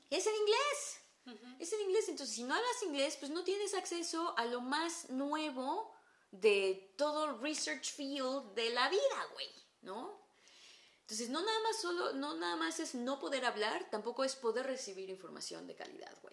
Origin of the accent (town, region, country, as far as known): Mexico; accent: Mexican